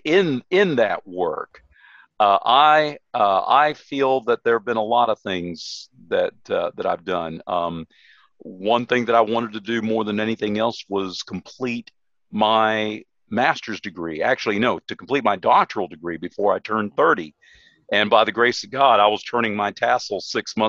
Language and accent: English; Sanford, Florida, United States; also born or lived in Tennessee; I was born and raised in Florida in a little town called Sanford